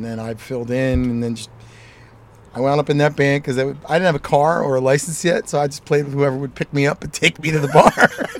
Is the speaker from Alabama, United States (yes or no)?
no; Philadelphia, Pennsylvania, United States; I grew up in Oxford Circle.